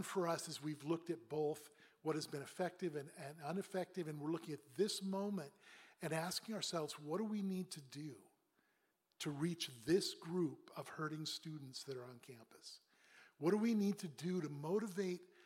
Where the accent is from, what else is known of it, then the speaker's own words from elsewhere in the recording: Pacific Northwest, United States; now in Boston, United States; I grew up in the Northwest, Pacific Northwest.